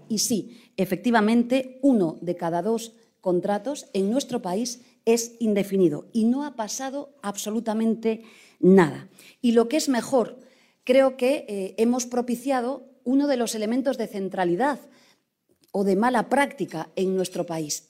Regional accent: Galicia, Spain; Soy gallega

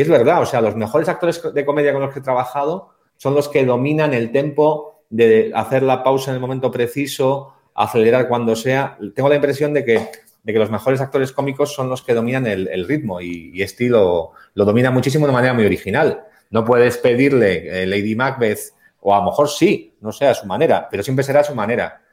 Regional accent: Basque Country, Spain; somos los dos vascos

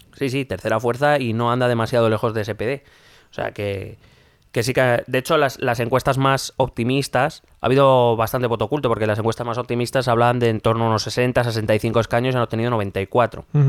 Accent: Spain; nosotros como españoles

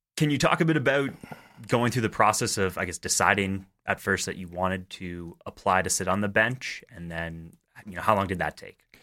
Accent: Southern Ontario, Canada; moved away as an adult; now in Calgary, Canada; I myself grew up in Southern Ontario

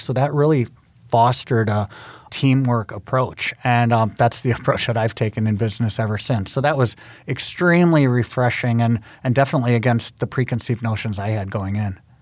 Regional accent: Milwaukee, Wisconsin, United States; moved away; I actually used, um, the fact that I was from Milwaukee to try to get an in with G E Healthcare

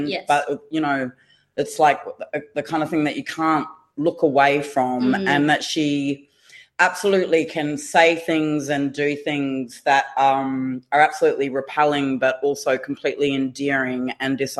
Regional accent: southeast Queensland, Australia; now in Melbourne, Australia; I'm a Yagara Batchelor woman from southeast Queensland, living and working down here in Naam and Kulin country

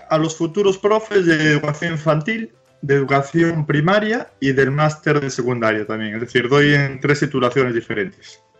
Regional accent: Andalusia, Spain; accent: Andalusian; bueno, mi, acento es andaluz, ¿eh? mi acento es andaluz.

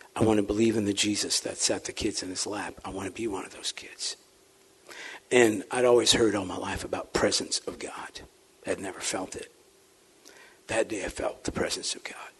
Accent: St. Louis, Missouri, United States; accent: St. Louis slur; I'm not using slang slightly articulate, kind of with a St. Louis slur

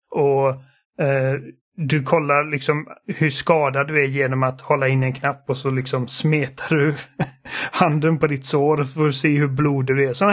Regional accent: Sweden; Eftersom att båda mina föräldrar är, är tyskar så är jag tekniskt sett tysk, men jag är svensk medborgare och liksom det enda jag vet är Sverige.

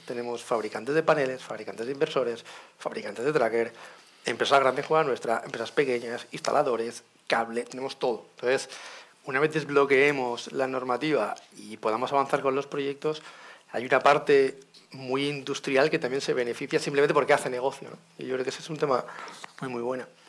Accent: Valencia, Valencian Community, Spain; siendo de Valencia

